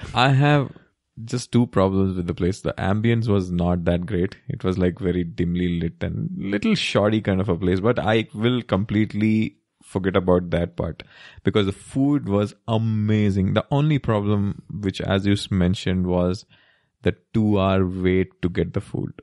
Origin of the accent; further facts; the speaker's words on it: Kerala, India; we are from Kerala